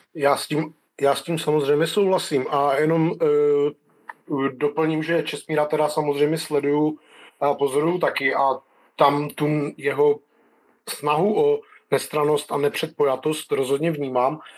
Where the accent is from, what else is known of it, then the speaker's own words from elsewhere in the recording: North Moravia, Czechia; já pocházím ze Severní Moravy